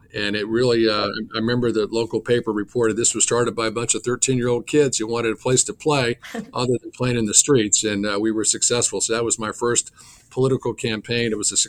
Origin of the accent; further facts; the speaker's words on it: Bronxville, New York, United States; the town where I grew up in Bronxville, just outside New York City. The town was really built out, and so there was very little open space.